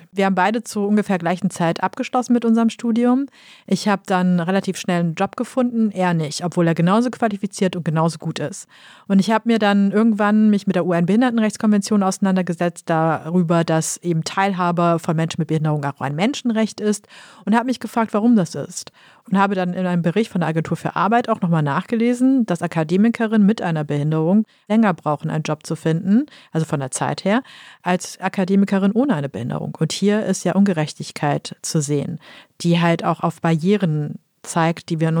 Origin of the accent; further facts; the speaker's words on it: Germany; born there; wir sind ja nach, nach Deutschland gezogen, ich bin in Deutschland geboren worden, aber meine Großeltern haben ja nicht in Deutschland gelebt.